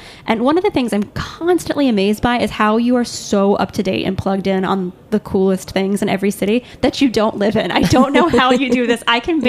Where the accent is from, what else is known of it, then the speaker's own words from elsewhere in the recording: New York City, New York, United States; as a New Yorker, I still use on a regular basis